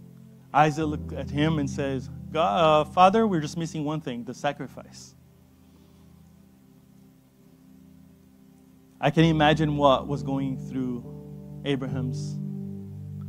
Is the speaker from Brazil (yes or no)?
yes; Brazil; moved away; I come from Brazil